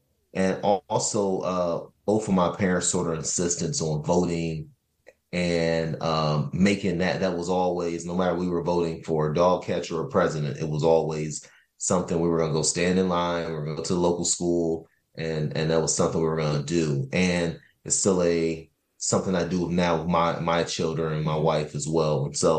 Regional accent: Cleveland, Ohio, United States; I was born and raised in here in Ohio, grew up in Cleveland

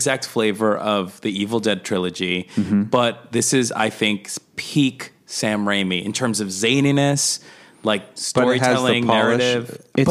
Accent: Colombia; also born or lived in New York; now in Los Angeles, United States; I'm from South America. I'm from Colombia.

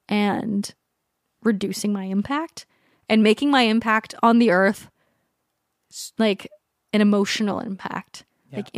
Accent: San Diego, California, United States; also born or lived in Hawaii; I was born in Hawaii and then San Diego.

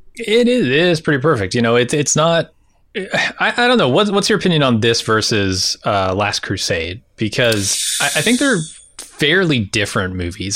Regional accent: San Diego, California, United States; moved away; also born or lived in rural Indiana; I didn't grow up in rural Indiana. I grew up in San Diego, but I came to rural Indiana eventually

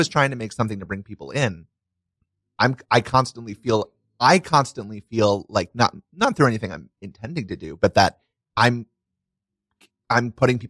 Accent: Brooklyn, New York, United States; I grew up in Brooklyn down there. In Sheepshead Bay.

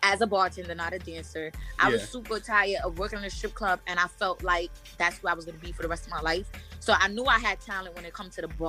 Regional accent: New York City, New York, United States; I come from Brooklyn, I come from a hood where it's multiple chicken spots on one block

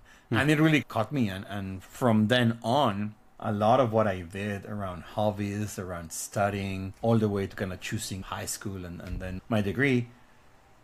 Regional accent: Guadalajara, Jalisco, Mexico; moved away as an adult; now in United States; So I was born in Mexico in the city of Guadalajara. I actually lived there most of my life. I moved to the US when I was like 23, 24

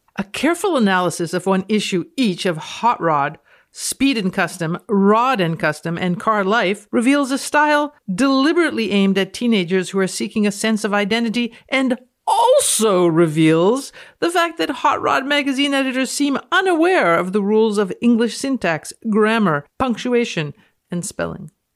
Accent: Canada; I'm speaking as a Canadian.

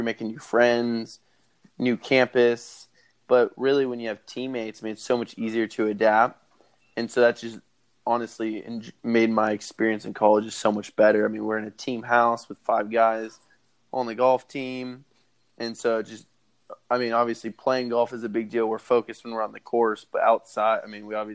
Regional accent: Sacramento, California, United States

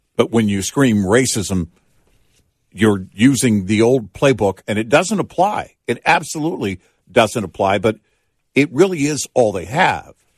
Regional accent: Texas, United States; also born or lived in Omaha, Nebraska; the age of four on, it was Texas

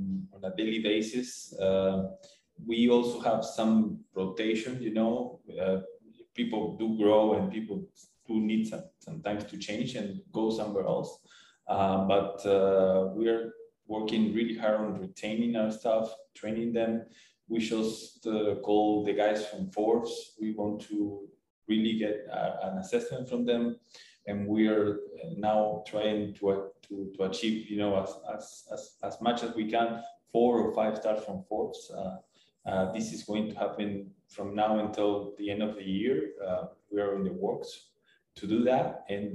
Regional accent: Buenos Aires, Argentina; moved away as an adult; now in Cancun, Mexico; you will always be from Buenos Aires or from Argentina, you know. They will always call you the Argentinian guy

